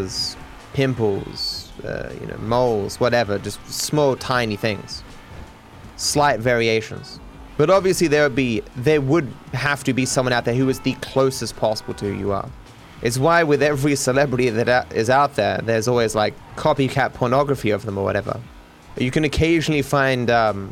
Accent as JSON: {"language": "English", "country": "Australia", "said": "being Australian"}